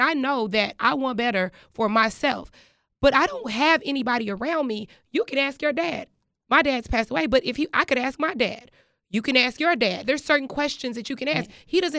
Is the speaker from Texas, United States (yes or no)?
yes; Texas, United States; I am from Texas